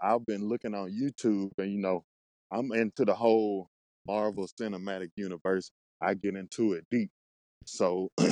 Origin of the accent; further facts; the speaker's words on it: Mississippi, United States; I'm from Mississippi.